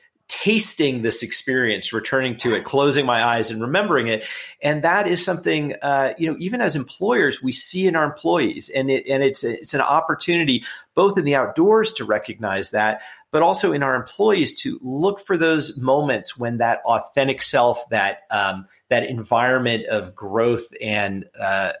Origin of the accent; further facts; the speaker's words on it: Los Angeles, California, United States; I grew up in Los Angeles in a pretty urban setting